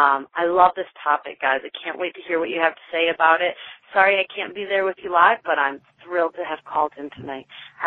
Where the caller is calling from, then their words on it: Atlanta, Georgia, United States; from Atlanta, although I'm calling you from North Carolina this week.